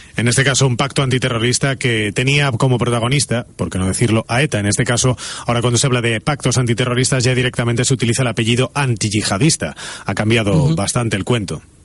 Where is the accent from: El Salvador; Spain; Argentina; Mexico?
Spain; Galicia; moved away; vengo de Galicia